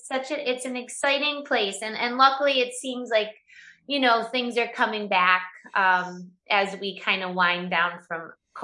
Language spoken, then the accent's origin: English; Syracuse, New York, United States; I come from Syracuse, New York, so I'm used to the weather and the snow and the cold.